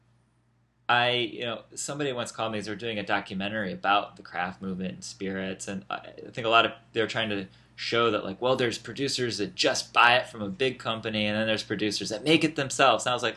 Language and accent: English; Indianapolis, Indiana, United States; also born or lived in Washington, D.C.; now in New York, United States; I'm from Indianapolis